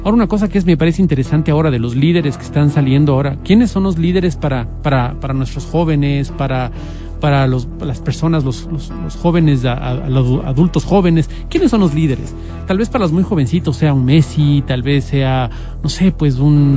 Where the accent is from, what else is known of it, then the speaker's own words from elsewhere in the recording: Quito, Pichincha, Ecuador; como quiteños